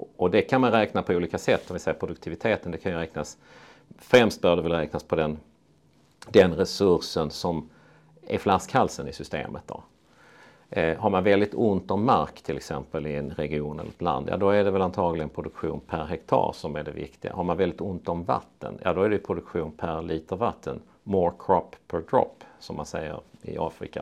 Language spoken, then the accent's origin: Swedish; Torna-Hällestad, Skåne, Sweden; moved away; also born or lived in Östra Ramlösa, Helsingborg / Uppsala; jag växte upp eh, utanför Lund i Torna-Hällestad